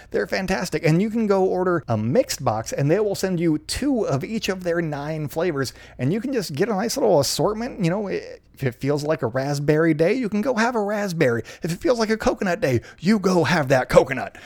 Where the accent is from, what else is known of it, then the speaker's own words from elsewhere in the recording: Canada; being Canadian